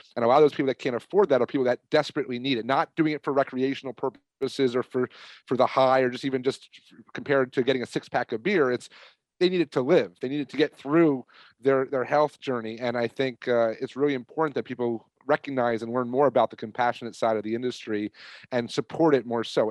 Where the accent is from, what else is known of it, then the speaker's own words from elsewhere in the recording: New York, United States; I'm from New York